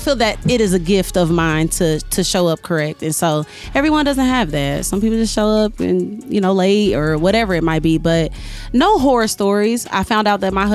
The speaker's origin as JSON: {"language": "English", "town": "Kansas City", "region": "Missouri", "country": "United States", "tie": "born or raised there", "said": "I'm from Kansas City, Missouri"}